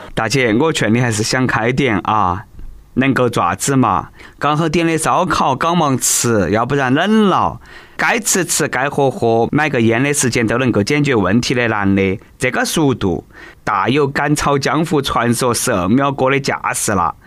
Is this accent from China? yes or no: yes; China; 其实老外啦真的是不如我们中国人耐热。